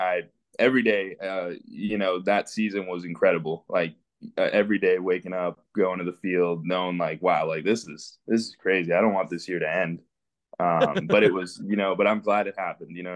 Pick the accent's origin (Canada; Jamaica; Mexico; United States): Canada; Western Canada; also born or lived in Venezuela; We're from Venezuela, and we immigrated into Canada in 2005. So I was 5 years old.